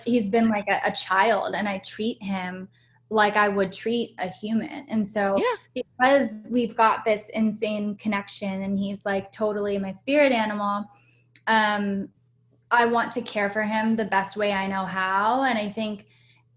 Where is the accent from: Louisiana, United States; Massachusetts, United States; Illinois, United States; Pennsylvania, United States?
Pennsylvania, United States; Pittsburgh; also born or lived in San Francisco / New York / Austin; now in Los Angeles, United States; I was born and raised in Pittsburgh, Pennsylvania, and then I moved to San Francisco